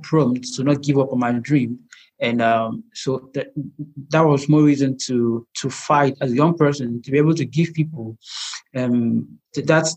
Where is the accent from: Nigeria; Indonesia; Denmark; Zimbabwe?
Nigeria; I'm a Nigerian medical illustrator